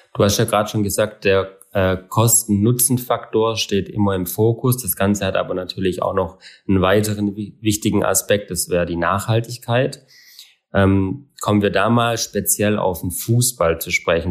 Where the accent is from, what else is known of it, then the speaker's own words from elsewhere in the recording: Southern Germany, Germany; bei uns in Süddeutschland